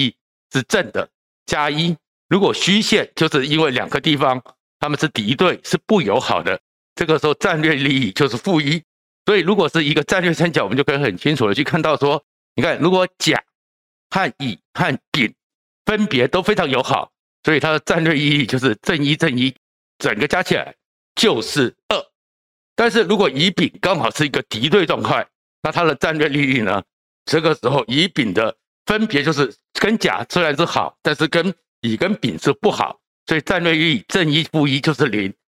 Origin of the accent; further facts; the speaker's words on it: Taiwan; 台湾应该很庆幸，我们台湾人一直不相信一纸公文、一纸白纸黑字，它就会是一个确定保障